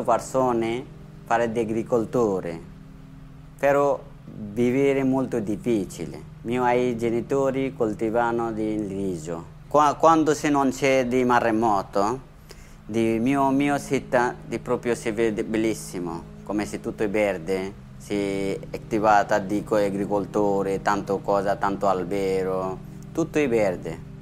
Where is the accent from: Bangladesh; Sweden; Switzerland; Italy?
Bangladesh; Bhola, Barisal Division; Italian is a second language; moved away; Il mio paese si chiama Bangladesh è un piccolo paese, però c'è tante persone. Mia città si chiama Bola.